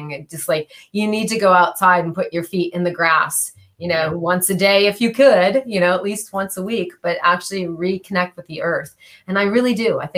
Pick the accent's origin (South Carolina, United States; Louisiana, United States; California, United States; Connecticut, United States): California, United States; Californian, so